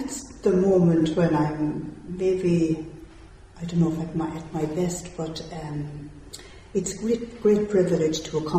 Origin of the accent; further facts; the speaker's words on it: Woodford, Connacht, Ireland; moved away as an adult; also born or lived in England / Texas / Guatemala; now in Glencairn, Ireland; I'm from Woodford in County Galway.